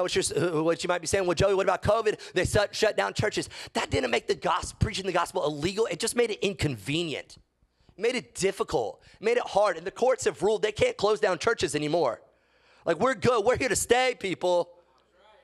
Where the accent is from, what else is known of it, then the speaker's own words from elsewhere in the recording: United States; as an American